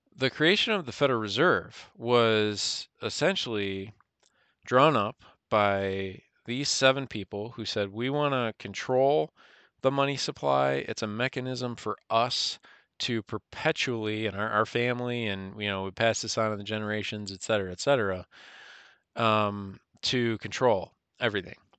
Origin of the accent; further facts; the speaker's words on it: United States; we as American citizens